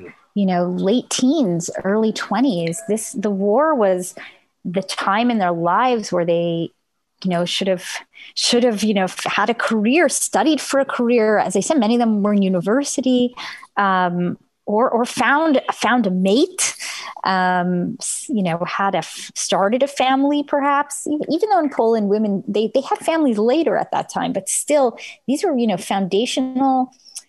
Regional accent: Montreal, Quebec, Canada; I grew up in Montreal, which had a very high number of Holocaust survivors

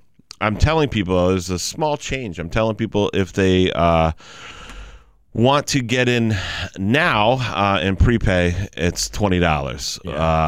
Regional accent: Western Massachusetts, United States; I've been fortunate to live right here in Western Mass my whole life

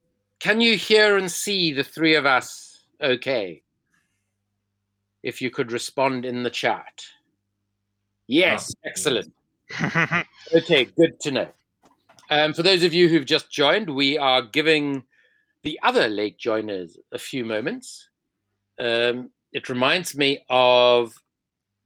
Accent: Cape Town, Western Cape, South Africa; now in London, United Kingdom; I am from Cape Town, but I am in London, which is where I live and where I'm joining you from today

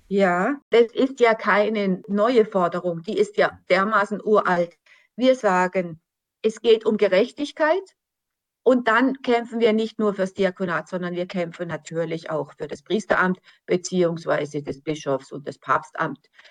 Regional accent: Germany; für uns als Deutsche

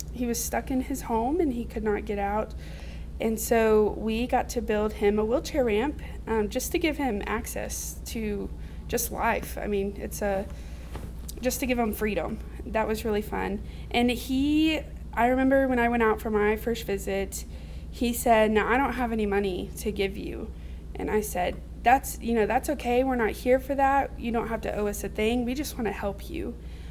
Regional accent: Fort Smith, Arkansas, United States; now in Russellville, United States; I was raised in the Greenwood, Fort Smith area. Now I live in Russellville.

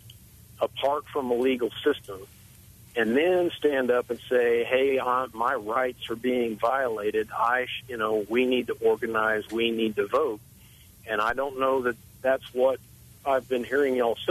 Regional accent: South Texas, United States; I grew up in South Texas, and I grew up on a ranch

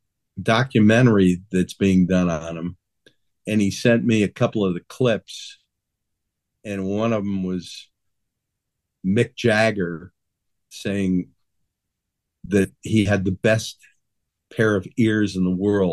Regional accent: New Haven, Connecticut, United States; I growing up in New Haven, I lived around the corner from this guy

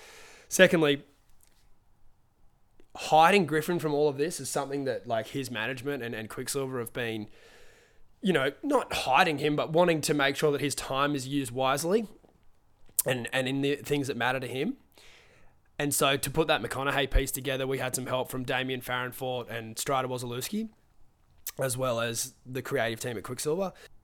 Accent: New Zealand; I'm actually a Kiwi.

